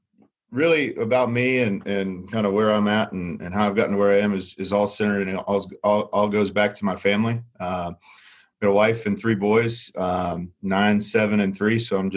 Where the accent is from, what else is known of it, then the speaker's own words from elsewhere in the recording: Indiana, United States; now in Thornton, United States; I grew up in Indiana.